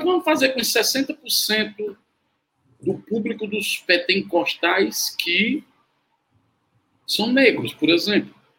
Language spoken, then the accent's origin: Portuguese; Fortaleza, Ceará, Brazil; eu nasci e me criei, está na aldeota